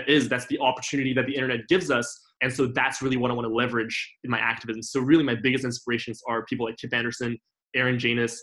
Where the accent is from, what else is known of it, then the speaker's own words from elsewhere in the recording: Paris, Île-de-France, France; moved away as an adult; now in Los Angeles, United States; I grew up in Paris, France, where in France, you know, there's a huge culture of eating animal products